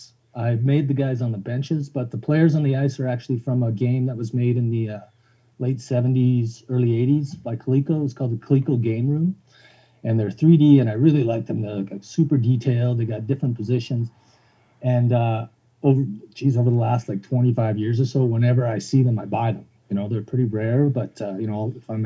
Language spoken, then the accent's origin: English; Calgary, Alberta, Canada; also born or lived in Saskatchewan; now in Edmonton, Canada; I was born in Saskatchewan, and I grew up in Calgary, and I think I've been in Edmonton for about 30 years now